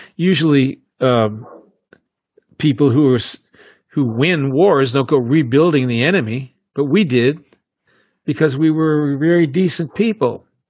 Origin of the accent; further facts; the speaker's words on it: United States; I'm an American